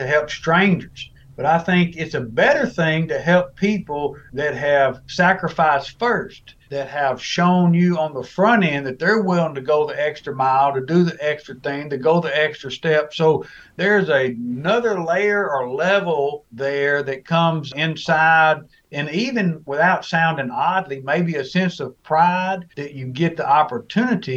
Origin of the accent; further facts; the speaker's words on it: Arkansas, United States; also born or lived in Germany; I grew up in the great state of Arkansas